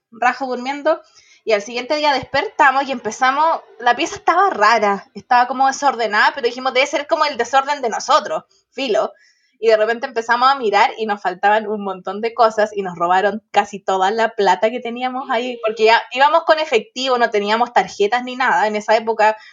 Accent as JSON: {"language": "Spanish", "town": "Santiago", "region": "Santiago Metropolitan Region", "country": "Chile", "said": "somos de Santiago y estamos en La Serena"}